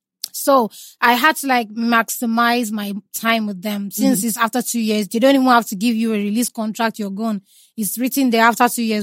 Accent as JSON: {"language": "English", "region": "Imo", "country": "Nigeria", "said": "I'm not Jamaican. I'm a full Igbo girl."}